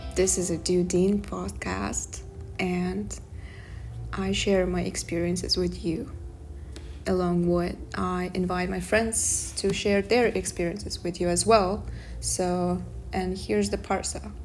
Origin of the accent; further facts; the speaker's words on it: Kazakhstan; English is a second language; moved away as an adult; now in Darmstadt, Germany; I'm from Kazakhstan, Central Asia